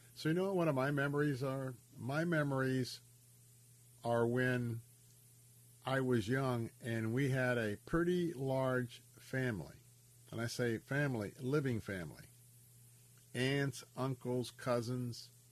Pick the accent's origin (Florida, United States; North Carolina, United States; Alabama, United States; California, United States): Florida, United States; Tampa; I grew up in the West Tampa area, born and raised here